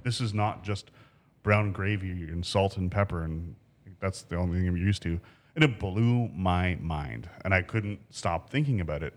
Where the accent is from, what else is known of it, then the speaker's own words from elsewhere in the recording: Ancaster, Ontario, Canada; I grew up in Ancaster.